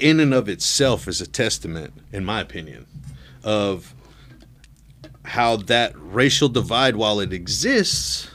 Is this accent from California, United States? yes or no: no; Peoria, Illinois, United States; also born or lived in Nevada; now in Mississippi, United States; I grew up in the south end of Peoria